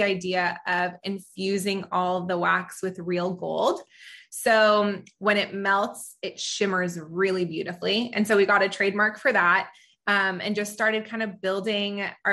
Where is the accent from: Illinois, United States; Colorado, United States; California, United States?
California, United States; also born or lived in Israel; I was born in Israel and I moved to California, at a very young age